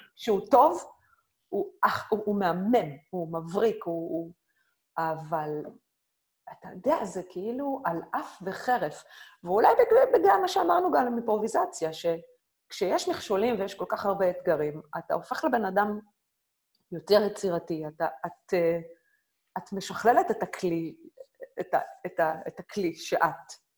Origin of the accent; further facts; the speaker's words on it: Israel; moved away as an adult; now in Berlin, Germany; אני ישראלית, אני, אני גאה בישראליות שלי